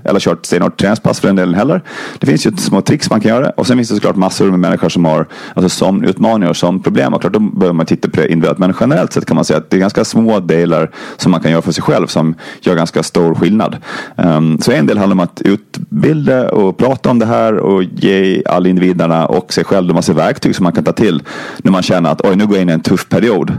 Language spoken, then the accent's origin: Swedish; Gotland, Sweden; Jag kommer från Gotland som ni kanske hör